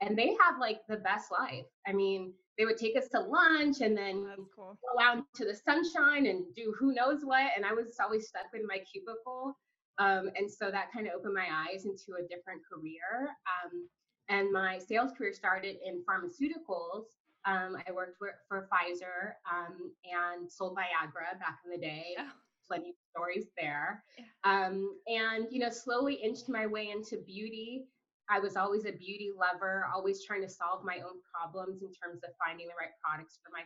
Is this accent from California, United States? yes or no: yes; Los Angeles, California, United States; also born or lived in Portland; Born and raised in Los Angeles